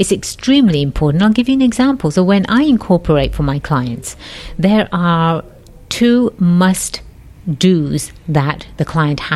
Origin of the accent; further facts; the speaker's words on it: England, United Kingdom; now in California, United States; Born and raised in England